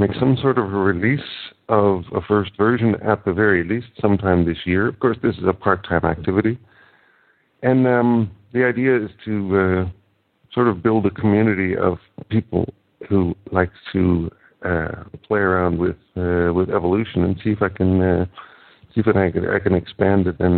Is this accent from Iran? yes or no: no; Canada; now in Netherlands; I'm living in the Netherlands, although I'm originally Canadian